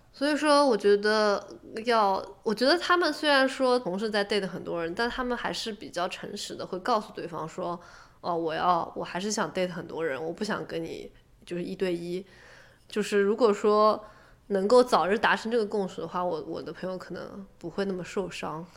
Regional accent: Shanghai, China; moved away; 我也是上海的嘛

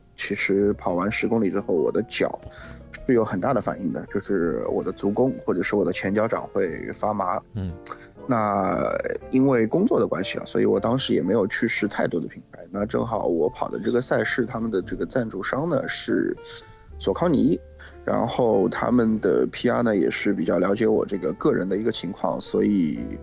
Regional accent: Shanghai, China; 我们上海话叫点 L 景

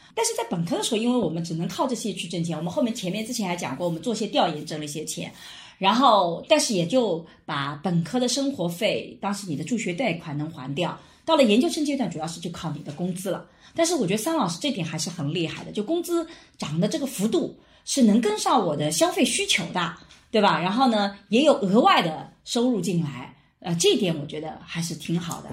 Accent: Wujiang, Jiangsu, China; moved away; 我们的 吴江县

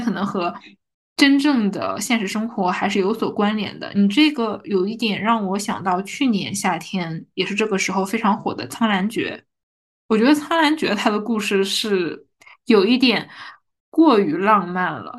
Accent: northern China, China; 因为我是北方人嘛

